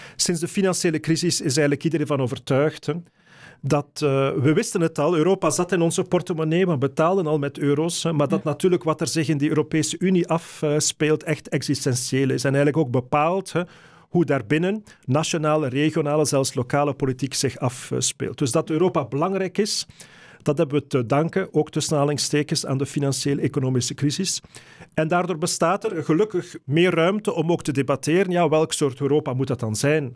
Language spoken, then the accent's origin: Dutch; Flanders, Belgium; Als Vlamingen, Belgen